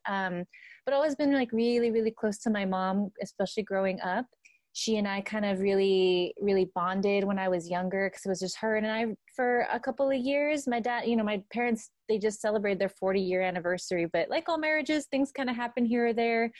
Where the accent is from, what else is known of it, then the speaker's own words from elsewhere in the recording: Santa Ana, California, United States; I grew up in Santa Ana, uh, California